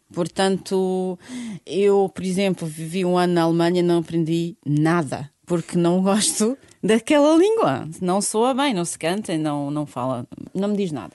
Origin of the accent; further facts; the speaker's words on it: Sarajevo, Federation of Bosnia and Herzegovina, Bosnia & Herzegovina; Portuguese is a second language; moved away as an adult; also born or lived in Germany; Bósnia-Herzegovina, cidade capital Sarajevo, é onde eu nasci